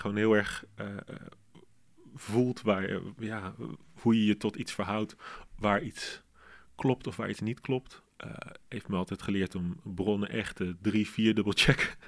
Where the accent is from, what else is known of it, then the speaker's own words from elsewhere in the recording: Arnhem, Gelderland, Netherlands; Arnhem, waar ik vandaan kom